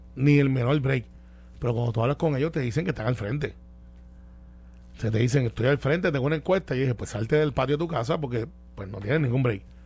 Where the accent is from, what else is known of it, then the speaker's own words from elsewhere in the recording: Guaynabo, Puerto Rico; Como yo soy de Guainabo